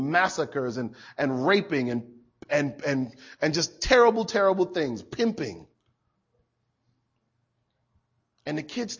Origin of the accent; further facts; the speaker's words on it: Hartford, Connecticut, United States; I grew up outside of Hartford, Connecticut.